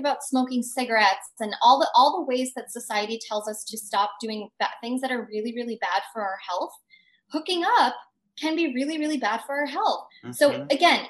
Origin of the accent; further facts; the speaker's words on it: United States; being an Indian American